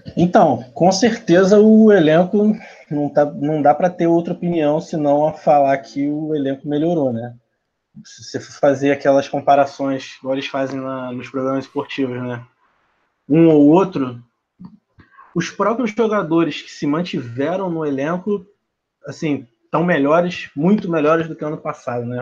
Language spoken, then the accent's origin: Portuguese; Rio de Janeiro, Brazil; Sou do Rio de Janeiro, capital mesmo